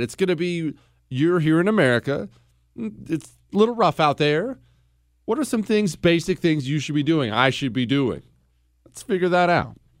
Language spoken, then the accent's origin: English; Montana, United States; also born or lived in Ohio; I was born in Ohio. I moved to Montana when I was ten